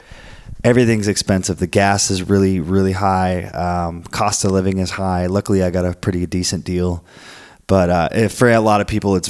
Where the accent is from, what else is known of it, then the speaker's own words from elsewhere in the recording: Florence, Oregon, United States; also born or lived in Portland, Oregon; now in San Diego, United States; I came from a small city in Florence, Oregon. Well, I came from Portland to here, Portland, Oregon. Still, I was there for a year, and Portland's not that big. So here I am in San Diego